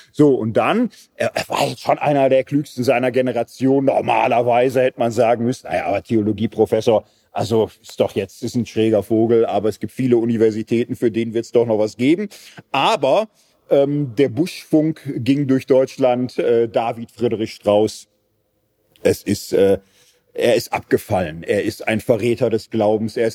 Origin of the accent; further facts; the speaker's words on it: Switzerland; Aber ist jetzt, wir sind Schweizer, hier muss keiner verhungern oder so.